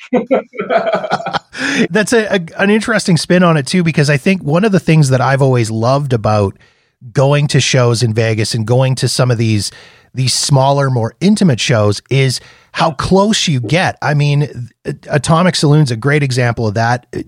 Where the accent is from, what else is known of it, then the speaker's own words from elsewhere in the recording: Canada; I'm Canadian.